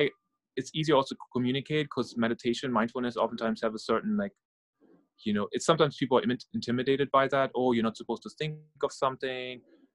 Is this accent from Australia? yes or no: no; Norway; English is a second language; also born or lived in Germany; now in United States; I'm originally from Norway and Germany and living in New York, New Jersey area right now for almost 10 years.